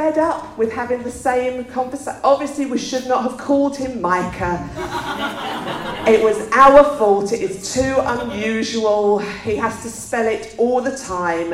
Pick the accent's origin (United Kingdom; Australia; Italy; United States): United Kingdom; England; we're English